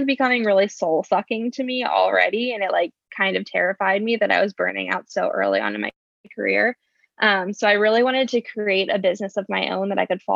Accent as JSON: {"language": "English", "town": "Mechanicsburg", "region": "Pennsylvania", "country": "United States", "moved": "as an adult", "lives_now": "Lancaster, United States", "said": "I'm actually originally from a small town called Mechanicsburg, Pennsylvania, which is about an hour outside of Lancaster"}